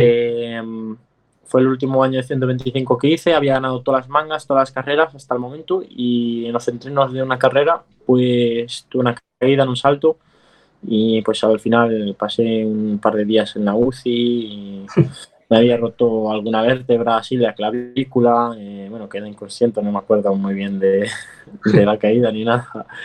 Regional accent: Vigo, Galicia, Spain; yo soy de Vigo

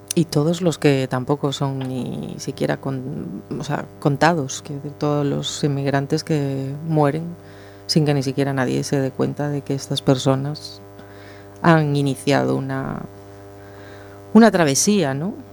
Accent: Spain; a España no nos consideran parte de Europa

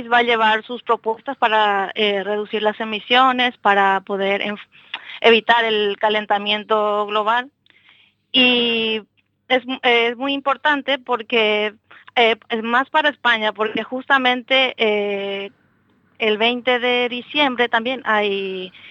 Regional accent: Paraguay; yo, yo soy paraguaya

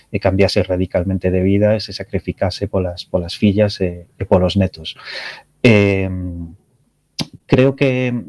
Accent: Betanzos, Galicia, Spain; eu son de Betanzos, e a miña familia de Betanzos

